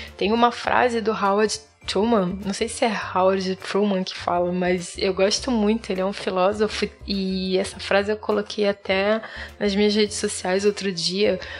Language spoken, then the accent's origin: Portuguese; Rio de Janeiro, Brazil; now in Florianópolis, Brazil; sou carioca, mas atualmente moro em Floripa, na Ilha da Magia